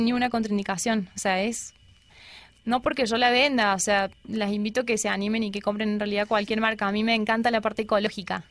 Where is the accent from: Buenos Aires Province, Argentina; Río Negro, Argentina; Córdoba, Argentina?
Córdoba, Argentina; moved away as an adult; now in Colombia; En Córdoba, yo soy de Córdoba